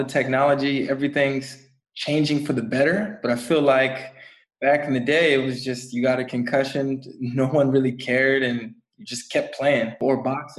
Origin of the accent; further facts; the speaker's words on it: San Diego, California, United States; now in Germany; I'm from San Diego, but now that I'm in Germany